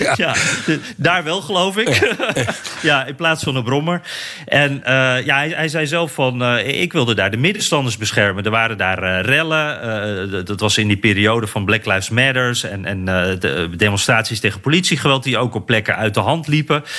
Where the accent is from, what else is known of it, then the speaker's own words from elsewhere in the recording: Netherlands; als Nederlander die niet zo van wapens houdt